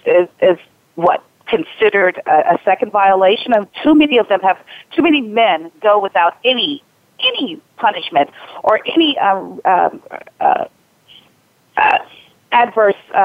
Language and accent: English; Houston, Texas, United States; moved away; also born or lived in New York; I grew up in Texas, in Houston, Texas